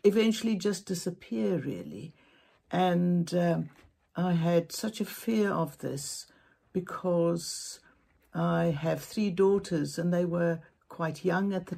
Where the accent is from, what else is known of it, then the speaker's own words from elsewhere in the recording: Cape Town, Western Cape, South Africa; I'm from Cape Town, South Africa